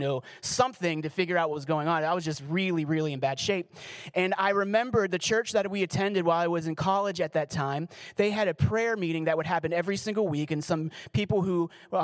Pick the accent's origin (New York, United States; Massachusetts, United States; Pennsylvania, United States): Pennsylvania, United States; Pittsburgh; I was from Pittsburgh, so we had the whole Pennsylvania connection going on